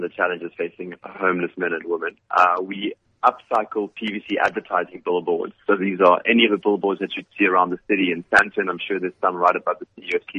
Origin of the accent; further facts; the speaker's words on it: Cape Town, Western Cape, South Africa; I'm from Cape Town.